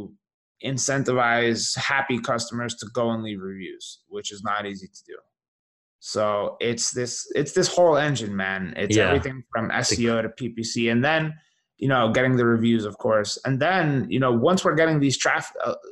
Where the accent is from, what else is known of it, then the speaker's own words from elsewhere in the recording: New York, United States; as a New Yorker